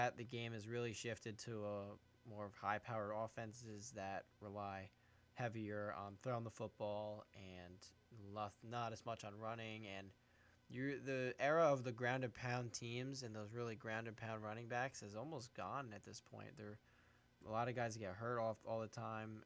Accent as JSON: {"language": "English", "town": "Brick", "region": "New Jersey", "country": "United States", "tie": "born or raised there", "said": "calling in from my hometown of Brick"}